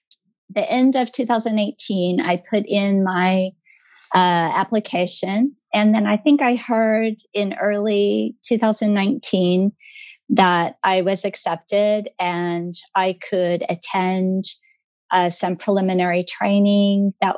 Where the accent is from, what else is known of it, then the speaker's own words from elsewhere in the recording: Tulsa, Oklahoma, United States; moved away as an adult; now in Japan; I'm from Tulsa, Oklahoma.